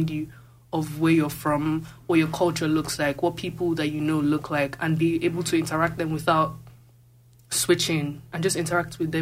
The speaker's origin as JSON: {"language": "English", "region": "Lagos", "country": "Nigeria", "tie": "born or raised there", "moved": "as an adult", "lives_now": "Calgary, Canada", "said": "Yeah, I'm from Lagos. I grew up in Lagos"}